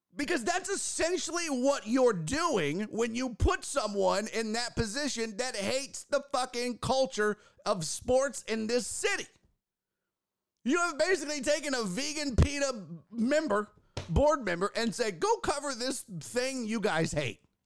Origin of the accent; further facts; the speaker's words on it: Houston, Texas, United States; our city's culture